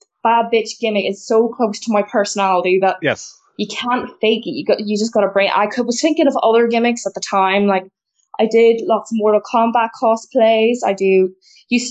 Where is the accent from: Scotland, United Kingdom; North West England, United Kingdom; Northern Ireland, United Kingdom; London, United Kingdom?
Northern Ireland, United Kingdom; Belfast; I'm from Belfast in the north of Ireland